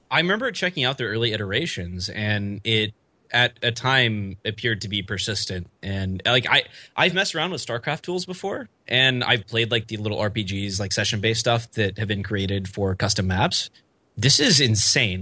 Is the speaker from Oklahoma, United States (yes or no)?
yes; Oklahoma, United States; I'm from Oklahoma.